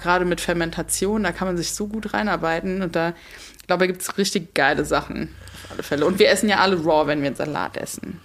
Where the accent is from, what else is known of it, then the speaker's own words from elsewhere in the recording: Mainz, Rhineland-Palatinate, Germany; ich komme ursprünglich aus Mainz, da wohne ich auch noch